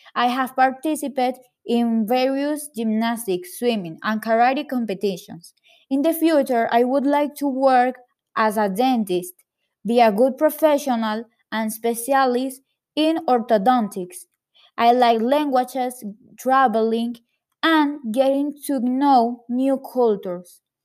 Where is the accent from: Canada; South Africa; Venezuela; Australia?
Venezuela; Caracas, Capital District; I was born in Caracas, Venezuela